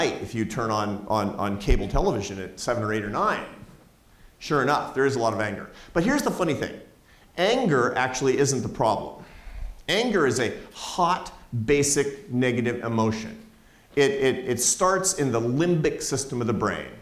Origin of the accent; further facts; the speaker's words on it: Seattle, Washington, United States; It's my hometown. I grew up in Seattle, Washington.